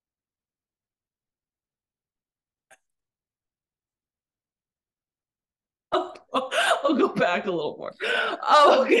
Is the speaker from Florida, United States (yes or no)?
no; Pittsburgh, Pennsylvania, United States; I'm from Pittsburgh